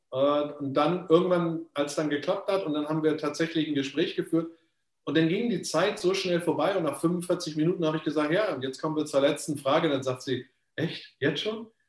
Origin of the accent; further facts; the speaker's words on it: Germany; moved away; ich bin ja schon so lange eigentlich aus Deutschland weg